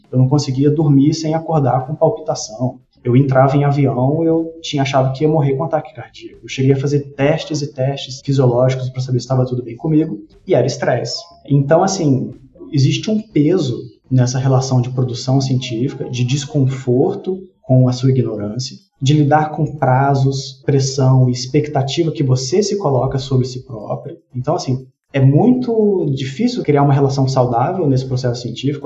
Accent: Brasília, Federal District, Brazil; eu fui nascido e criado em Brasília

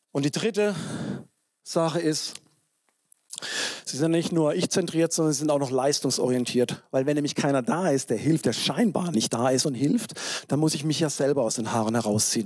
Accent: south of Freiburg, Baden-Württemberg, Germany; moved away; in der evangelischen Landeskirche in, Südbaden, ne, südlich von Freiburg, wo ich herkomme

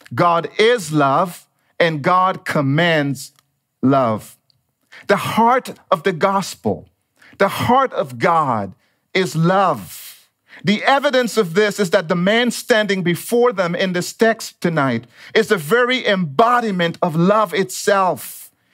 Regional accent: Dominica; moved away as an adult; also born or lived in United States; now in Monrovia, United States; If you hear a little bit of an accent, it is because I was actually born and raised in the tropical island of Dominica

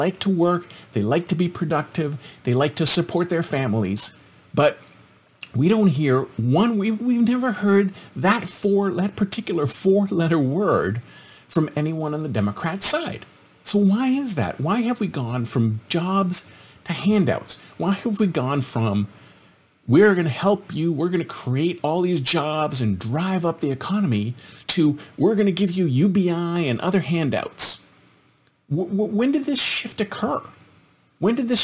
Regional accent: Canada; moved away; I'm originally Canadian

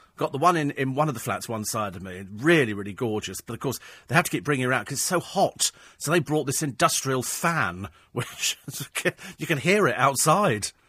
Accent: United Kingdom; We're British

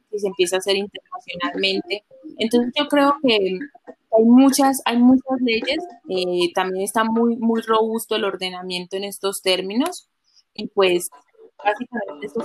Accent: Colombia; las propias costumbres que uno tiene como colombiano

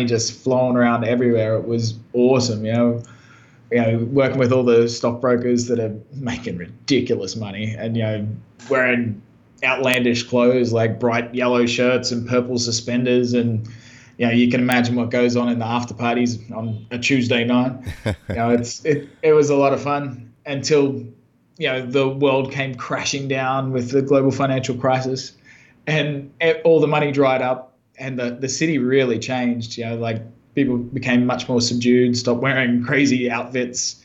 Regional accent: countryside near Brisbane, Queensland, Australia; I'm from Brisbane, Australia. Well, originally from out in the countryside near there. So I grew up on a farm and was a country boy in rural Australia

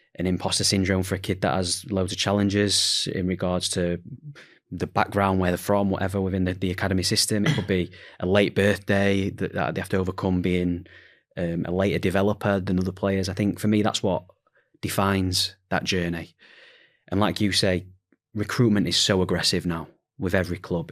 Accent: Sheffield, Yorkshire and the Humber, United Kingdom; I'm from Sheffield

